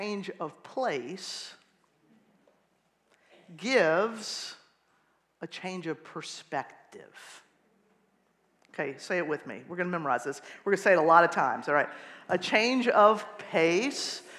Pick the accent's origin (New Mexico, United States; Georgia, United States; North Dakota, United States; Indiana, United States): Georgia, United States; Atlanta; moved away as an adult; now in Bethlehem, United States; I am from Atlanta, Georgia, if you didn't recognize the accent